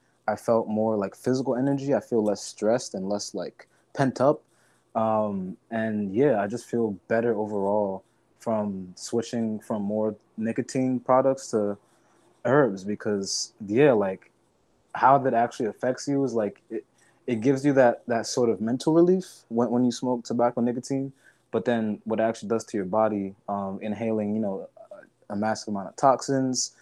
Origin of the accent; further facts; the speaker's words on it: United States; being a young person growing up in America